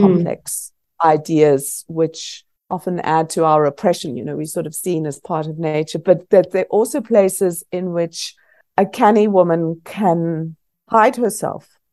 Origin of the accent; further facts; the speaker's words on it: South Africa; also born or lived in Scotland; growing up in South Africa